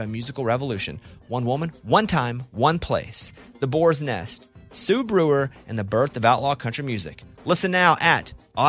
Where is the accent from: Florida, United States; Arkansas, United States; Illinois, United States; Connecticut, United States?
Arkansas, United States; Mountain Pine; Yeah, I'm from a town called Mountain Pine. You probably never heard of it.